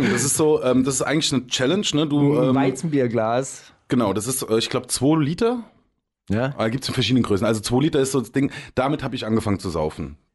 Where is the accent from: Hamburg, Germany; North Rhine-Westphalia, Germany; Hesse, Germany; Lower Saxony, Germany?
Hesse, Germany; Also da, da wo ich herkomme, das ist im Rhein-Main-Gebiet, äh, ist ein kleines Kaff vor Darmstadt, vor Frankfurt. Diese ganzen Käfer sind aber relativ multikulti.